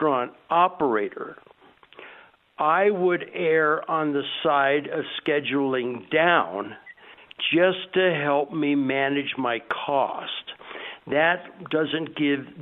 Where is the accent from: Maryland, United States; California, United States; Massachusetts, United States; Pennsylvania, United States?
California, United States; Southern; moved away; also born or lived in Hawaii; I grew up in Southern California